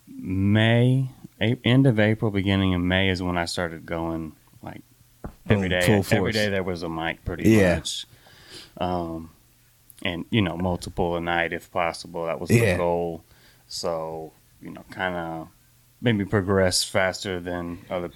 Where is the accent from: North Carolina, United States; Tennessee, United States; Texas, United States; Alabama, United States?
Texas, United States; Houston; moved away as an adult; Born and raised in Houston. Now I did spend some time away, about 10 years in the military